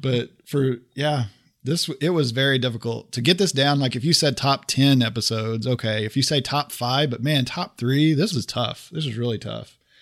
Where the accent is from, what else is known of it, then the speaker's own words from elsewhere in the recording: Oklahoma, United States; moved away; I'm originally from Oklahoma